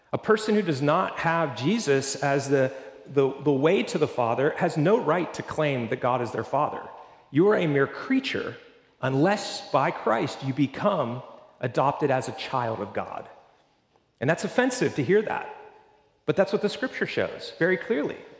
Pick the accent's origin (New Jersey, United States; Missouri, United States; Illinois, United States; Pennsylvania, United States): Pennsylvania, United States; now in Florida, United States; I grew up in Pennsylvania